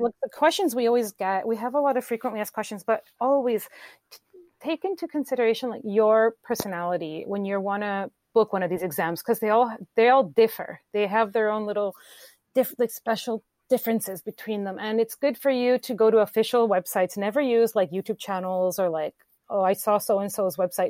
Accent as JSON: {"language": "English", "town": "Vancouver", "region": "British Columbia", "country": "Canada", "also_born_or_lived": "Brazil", "said": "I am from Vancouver, Canada. I lived abroad in Brazil as an English teacher for a long time"}